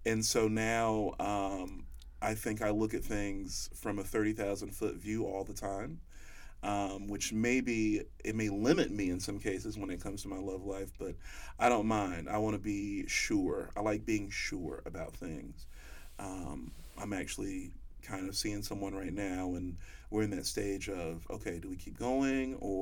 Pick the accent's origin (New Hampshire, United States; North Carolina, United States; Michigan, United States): North Carolina, United States; also born or lived in Springfield, Massachusetts; I grew up in North Carolina. I was raised by a single mother